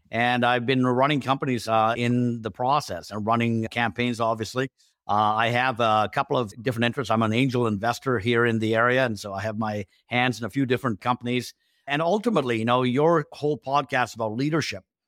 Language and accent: English; Canada; also born or lived in India / England; I was born in India, but, uh, we moved to England first and then to Canada, you know, when I was five. And so I've been in Canada ever since then